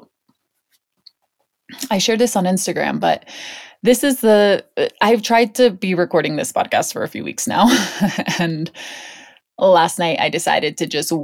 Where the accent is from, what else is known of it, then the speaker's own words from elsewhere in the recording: Hong Kong; moved away; I grew up in Hong Kong